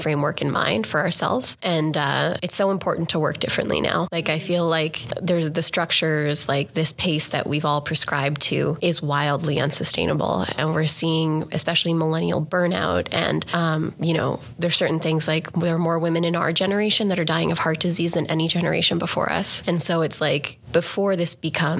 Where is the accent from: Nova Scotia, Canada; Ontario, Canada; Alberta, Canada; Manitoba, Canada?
Alberta, Canada; Grande Prairie; a young South Asian Canadian girl growing up in Grand Prairie, Alberta